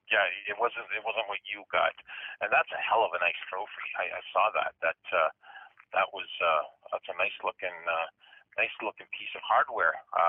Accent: Woodstock, Ontario, Canada; that's my hometown.

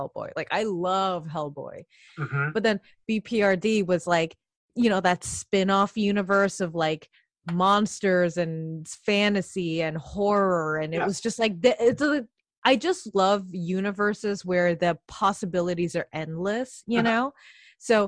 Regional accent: New York, United States; also born or lived in Chicago; I grew up in New York all my life. I wasn't born in New York, but I was born in Chicago.

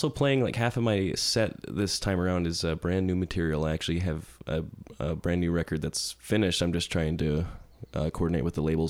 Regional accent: Billings, Montana, United States; also born or lived in Bozeman, Montana; I played in Billings. That's my hometown, actually. Billings, Montana.

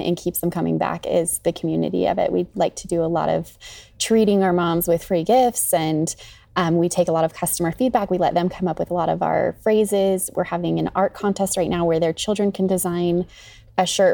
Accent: Salmon, Idaho, United States; I grew up in Salmon

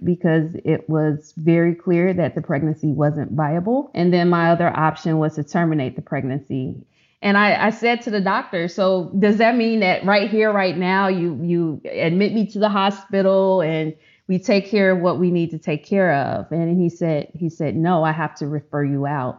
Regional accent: Chicago, Illinois, United States; now in Texas, United States; Growing up in Chicago, I went to one of the lowest performing high schools

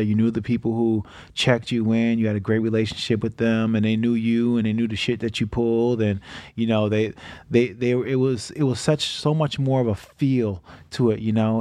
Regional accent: Niagara Falls, New York, United States; moved away; also born or lived in Michigan; I grew up in Niagara Falls

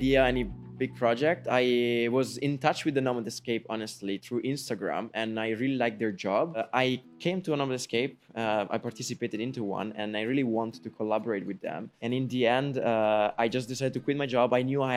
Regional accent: Monvalle, Lombardy, Italy; moved away; I'm from Italy, actually. A very, very small village in the north of Italy. It's almost Switzerland, and it's called Monvalle

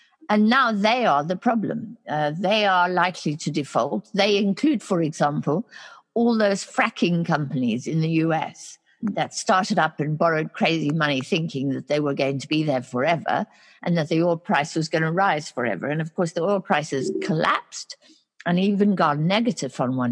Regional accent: South Africa; my home country, South Africa

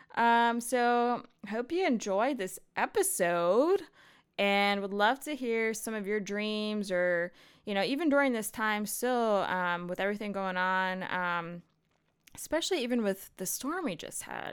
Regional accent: United States; I'm American

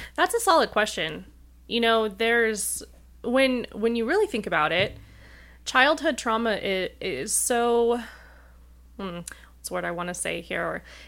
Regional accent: Rapid City, South Dakota, United States; moved away as an adult; now in Denver, United States; I grew up in tiny town, Rapid City, South Dakota

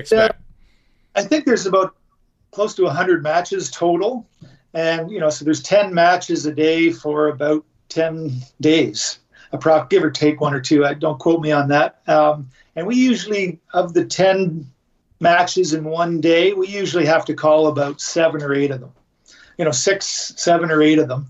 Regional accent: Canada; I'm Canadian

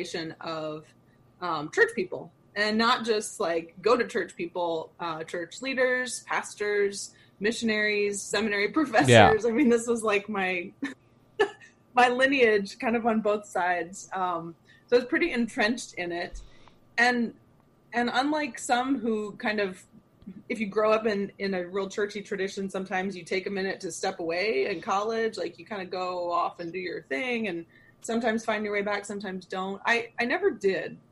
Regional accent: Arlington, Texas, United States; moved away as an adult; now in St. Louis, United States; I grew up mostly in Texas. My dad got transferred when I was 5. So I started kindergarten in Texas all the way through high school

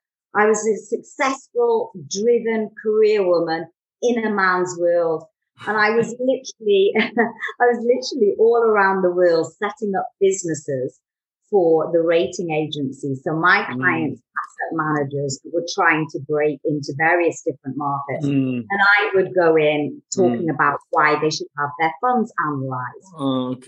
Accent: Newcastle upon Tyne, North East England, United Kingdom; now in London, United Kingdom; I was born and bred there in the 70s.

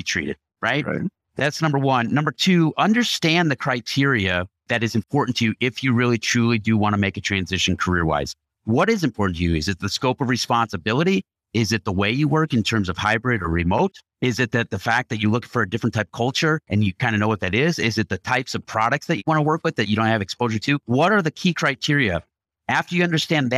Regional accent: Chicago, Illinois, United States; I grew up in Chicago

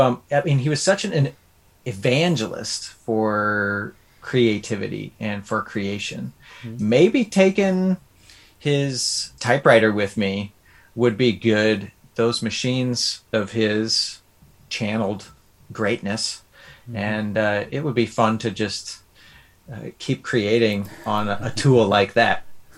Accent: Midwest, United States; You know, growing up in the Midwest, it's interesting seeing those old Victorian mansions and stuff.

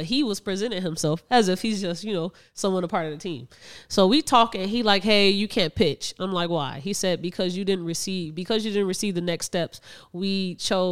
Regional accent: Chicago, Illinois, United States; we're from Chicago.

